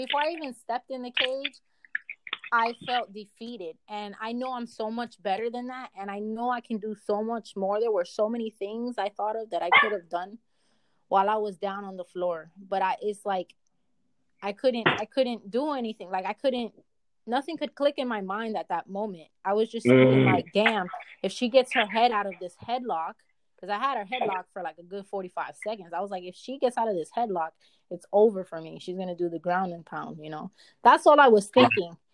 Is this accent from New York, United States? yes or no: yes; New York, United States; moved away as an adult; now in California, United States; in New York, in my hometown